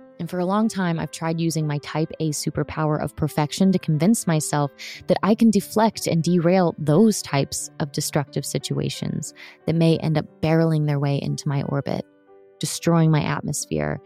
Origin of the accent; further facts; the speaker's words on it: Orlando, Florida, United States; I grew up in Orlando, Florida, for the most part